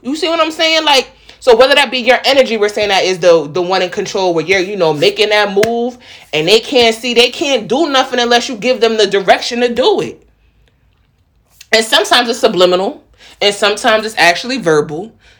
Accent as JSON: {"language": "English", "region": "New York", "country": "United States", "accent": "New York", "moved": "yes", "lives_now": "Charlotte, United States", "said": "I'm from the Bronx, but like real talk, I guess it's just a New York type vibe."}